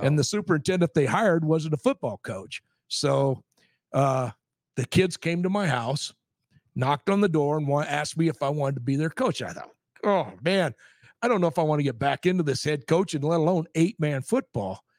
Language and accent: English; Creighton, Nebraska, United States; moved away as an adult; also born or lived in Papillion, Nebraska; my hometown of Creighton